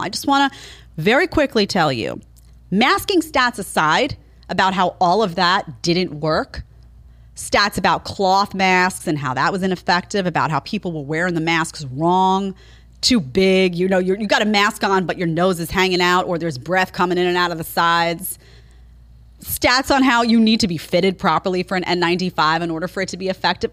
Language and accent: English; New York City, New York, United States; I grew up in New York City